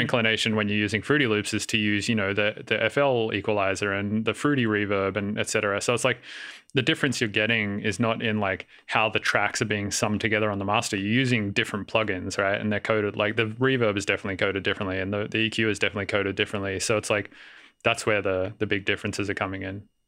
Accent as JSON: {"language": "English", "town": "Sydney", "region": "New South Wales", "country": "Australia", "tie": "born or raised there", "also_born_or_lived": "Melbourne / Denver", "moved": "as an adult", "lives_now": "San Francisco, United States", "said": "I grew up in Sydney, and then I moved to Melbourne for a while"}